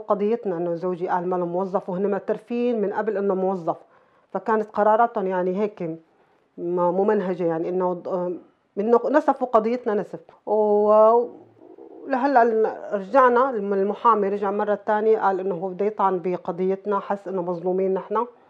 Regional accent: Syria; moved away as an adult; now in Denmark; نحن نص من دمشق نص من درعا

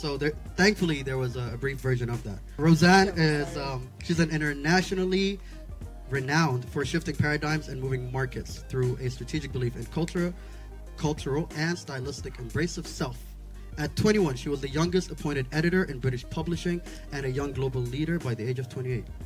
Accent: Sharjah, United Arab Emirates; also born or lived in Wad Madani, Sudan; I grew up in Sharjah, where I was home and spent my entire life

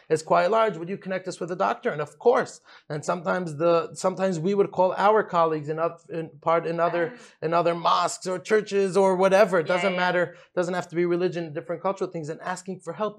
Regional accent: New York City, New York, United States; moved away as an adult; also born or lived in United Kingdom; now in Dubai, United Arab Emirates; I'm from Brooklyn, New York

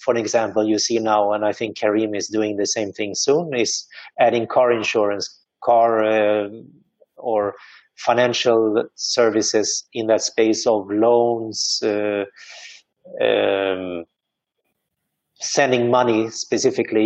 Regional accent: Sweden; now in Dubai, United Arab Emirates; I am originally from Sweden.

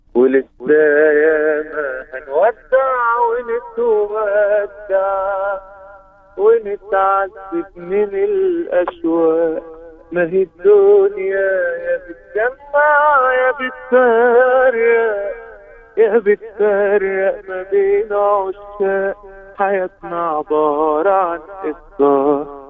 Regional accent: Egypt; احنا عندنا في مصر

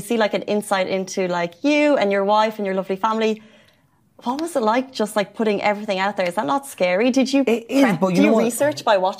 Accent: Dungarvan, Munster, Ireland; Dungarvan is where I'm from.

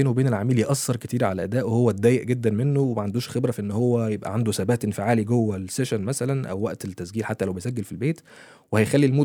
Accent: Egypt; now in Dubai, United Arab Emirates; انا معايا اسره وعايز الاسره دي تفضل موجوده معايا في دبي احنا من مصر وكل حاجه بس انا عايز افضل موجود في البلد انا بحب البلد جدا جدا

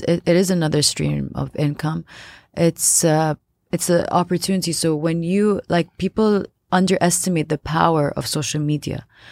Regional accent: Abu Dhabi, United Arab Emirates; I was born and raised in Abu Dhabi.

